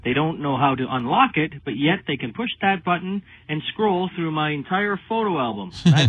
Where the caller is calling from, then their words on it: Canada; I'm calling from Canada, and I have an iPad 1.